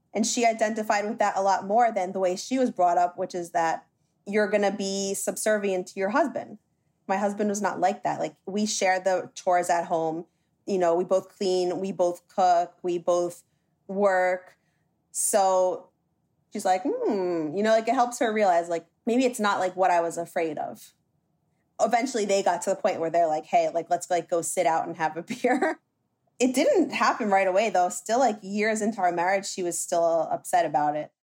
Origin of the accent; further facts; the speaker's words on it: New Jersey, United States; I was born and raised in New Jersey by a Dominican mother and American father.